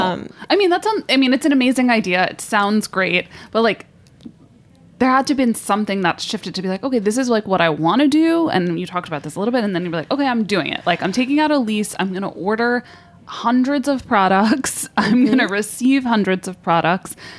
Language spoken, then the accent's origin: English; New York, United States; I grew up in New York